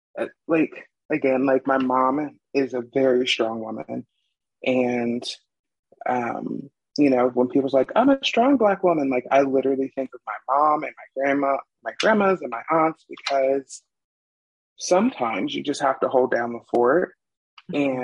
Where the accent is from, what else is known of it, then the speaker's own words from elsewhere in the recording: Ohio, United States; also born or lived in Arizona; now in Utah, United States; I'm originally from Ohio